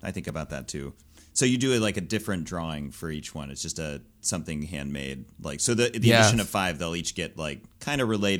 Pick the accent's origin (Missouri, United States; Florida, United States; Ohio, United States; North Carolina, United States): Missouri, United States; Gladstone; But yeah, I grew up in and around Kansas City, mostly in a suburb called Gladstone, which, yeah, it's a place in the world.